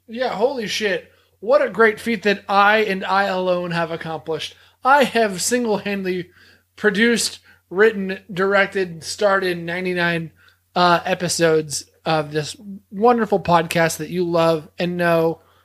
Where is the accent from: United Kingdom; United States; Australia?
United States; the South; we're from the South